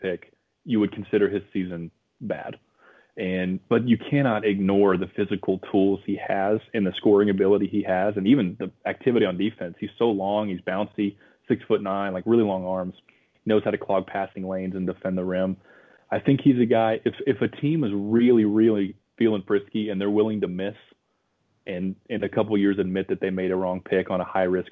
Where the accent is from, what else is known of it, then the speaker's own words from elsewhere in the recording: Chattanooga, Tennessee, United States; I'm from Chattanooga, Tennessee, probably my whole life